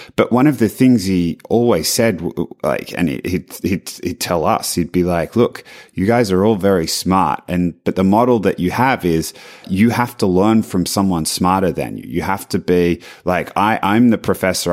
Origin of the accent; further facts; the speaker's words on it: Australia; moved away; being Australian